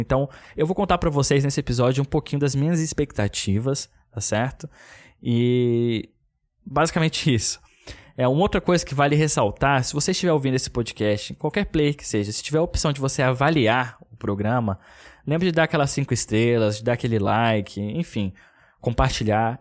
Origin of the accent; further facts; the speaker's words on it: Brasília, Federal District, Brazil; moved away; Que sou de Brasília, minha família inteira tá lá